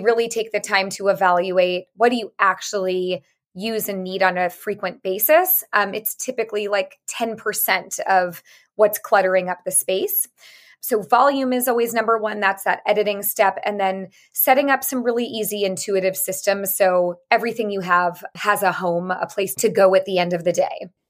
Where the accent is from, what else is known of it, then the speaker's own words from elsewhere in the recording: San Francisco, California, United States; I am from San Francisco, born and raised